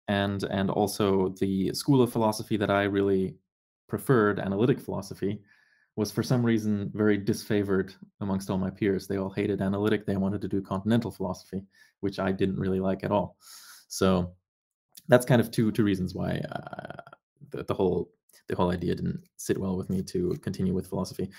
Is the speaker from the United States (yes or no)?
no; Germany; moved away as an adult; also born or lived in Canada; I grew up in Germany